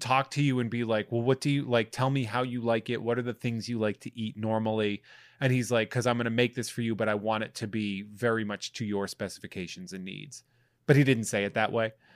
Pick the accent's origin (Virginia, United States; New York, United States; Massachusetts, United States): Massachusetts, United States; moved away; i'm going to my hometown to be with my family